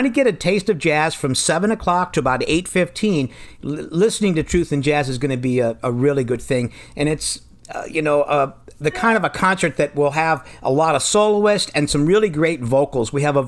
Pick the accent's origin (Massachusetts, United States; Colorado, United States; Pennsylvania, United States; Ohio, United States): Pennsylvania, United States; moved away as an adult; also born or lived in Indiana; Well, I'm originally from Pennsylvania